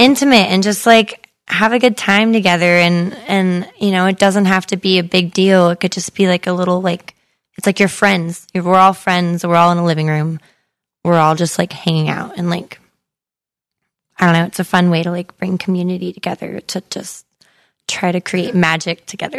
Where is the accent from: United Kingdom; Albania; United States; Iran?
United States; Modesto, California; my hometown that, um, brought some, like, really cool, um, artists, uh, to a cafe in Modesto